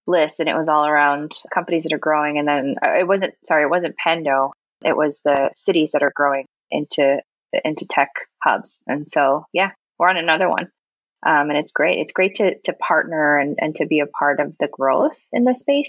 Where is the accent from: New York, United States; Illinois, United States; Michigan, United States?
New York, United States; moved away as an adult; also born or lived in North Carolina; now in Raleigh, United States; I am from New York. I ended up coming down with my last company who was looking to expand presence down here